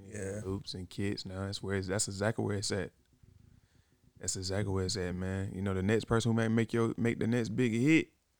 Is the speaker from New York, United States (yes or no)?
no; Virginia, United States; I'm from Virginia, bro.